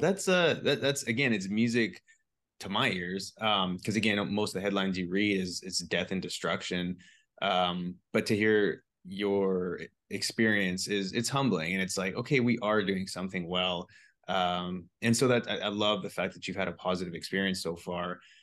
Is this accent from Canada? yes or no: yes; British Columbia, Canada; I'm a B C boy, so I was used to, like, mountains